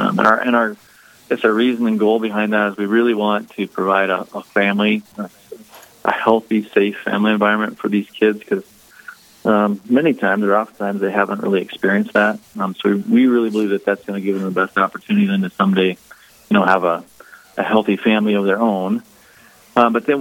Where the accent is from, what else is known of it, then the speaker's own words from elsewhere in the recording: western Nebraska, United States; moved away as an adult; also born or lived in Omaha, Nebraska; now in Mitchell, United States; I grew up actually in Nebraska, a small farming community down there in western Nebraska